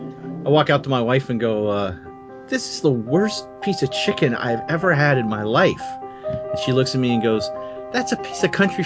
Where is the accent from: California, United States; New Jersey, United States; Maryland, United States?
New Jersey, United States; I'm from New Jersey.